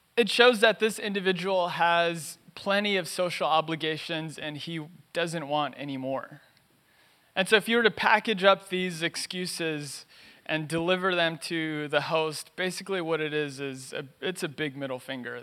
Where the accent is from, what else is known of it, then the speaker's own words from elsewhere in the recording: Los Angeles, California, United States; I was born and raised in East L